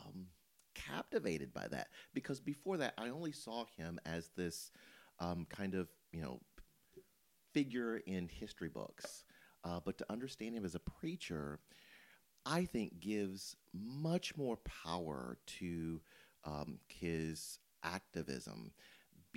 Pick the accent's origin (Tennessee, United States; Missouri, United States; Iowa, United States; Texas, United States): Tennessee, United States; Memphis; I grew up in Memphis